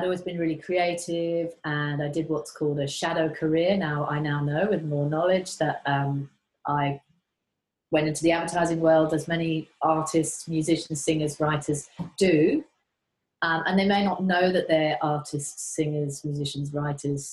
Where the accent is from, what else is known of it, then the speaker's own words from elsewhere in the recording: Surrey and Sussex, South East England, United Kingdom; moved away as an adult; also born or lived in Manchester, England / London, England; now in Queensland, Australia; I was born in Manchester, but lived most of my life in the south of England, Surrey and Sussex.